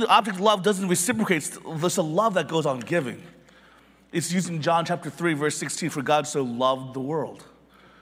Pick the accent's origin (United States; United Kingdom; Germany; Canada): United States; Philadelphia, Pennsylvania; I was born in Philly